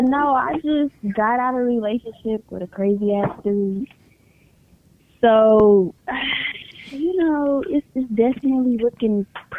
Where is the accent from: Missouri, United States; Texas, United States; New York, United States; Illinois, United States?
Missouri, United States; Kansas City; I'm from Kansas City, Missouri